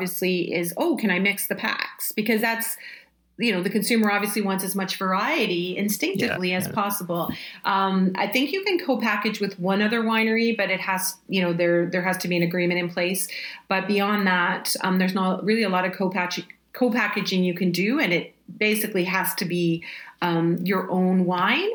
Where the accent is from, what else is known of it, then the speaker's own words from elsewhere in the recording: Canada; We're Canadian